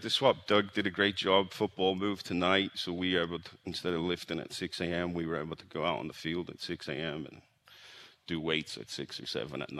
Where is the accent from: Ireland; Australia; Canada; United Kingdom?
Ireland; moved away as an adult; also born or lived in Jackson, Tennessee; now in Kansas, United States; I'm from Ireland